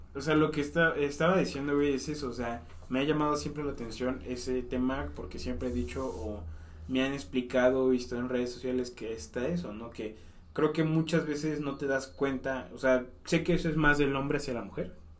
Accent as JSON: {"language": "Spanish", "region": "Mexico City", "country": "Mexico", "moved": "yes"}